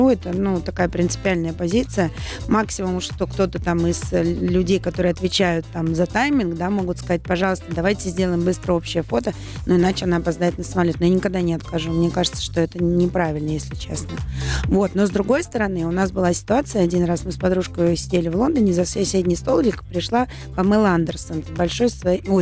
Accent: Saint Petersburg, Russia; Ждем салют. Мой родной город.

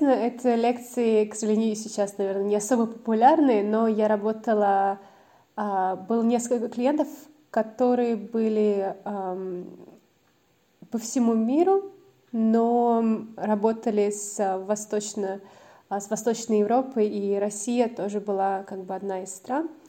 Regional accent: Auckland, New Zealand; also born or lived in Moscow, Russia; А, я родилась в Москве, но когда мне было 12 лет, а, даже, наверное, пораньше, я переехала в Новую Зеландию, в Окленд, и там жила, наверное, лет 10. Получается, там я выросла, там закончила школу

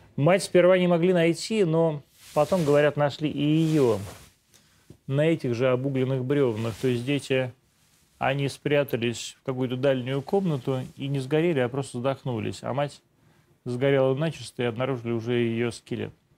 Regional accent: Podolsk, Moscow Oblast, Russia; Я, в общем, сам житель Подмосковья. Я сам из Подольска

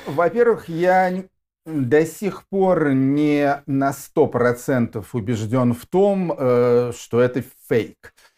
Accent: Yaroslavl, Yaroslavl Oblast, Russia; Я тоже уроженец города Ярославля

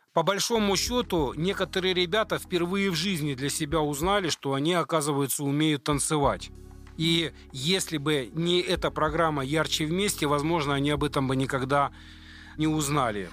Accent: Ukraine; now in Russia; я сам украинец, приехал в 99 году в Россию

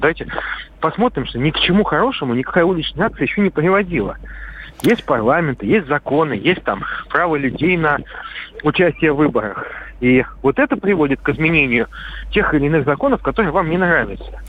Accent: Saint Petersburg, Russia; Я петербуржец

